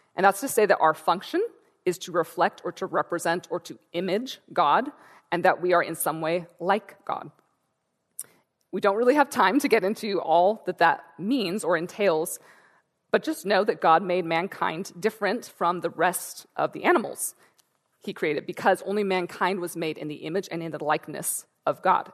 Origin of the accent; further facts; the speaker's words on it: Santa Rosa, California, United States; I'm from Northern California, from Santa Rosa